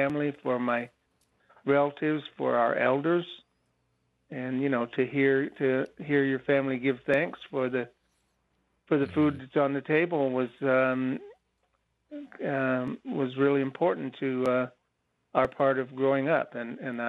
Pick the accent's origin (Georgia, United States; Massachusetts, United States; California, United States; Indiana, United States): California, United States; Happy Camp; I was born and raised in Happy Camp, California